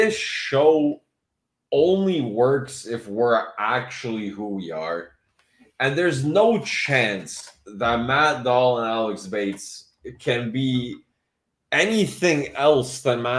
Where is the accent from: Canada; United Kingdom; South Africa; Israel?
Canada; I was born in Canada. My entire life is as a Canadian.